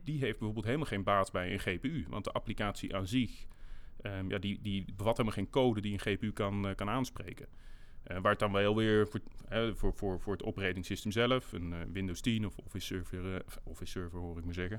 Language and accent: Dutch; Netherlands; wij als, eh, eh, als Nederlanders